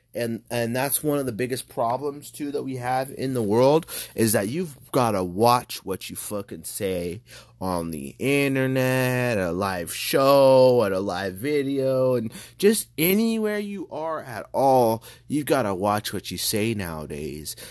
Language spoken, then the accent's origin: English; California, United States; I'm from California, I'm from the United States